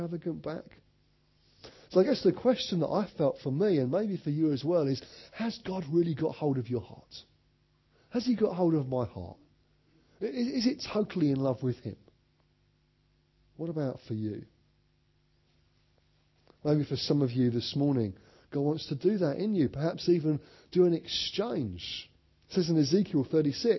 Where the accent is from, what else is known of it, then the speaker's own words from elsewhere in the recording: Orpington, London, United Kingdom; I'm from Orpington in Kent